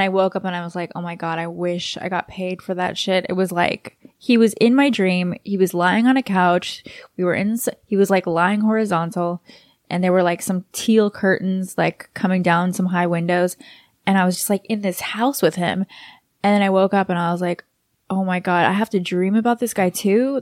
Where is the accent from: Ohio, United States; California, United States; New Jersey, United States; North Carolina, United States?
California, United States; Los Angeles; also born or lived in New York / Texas; I'm from L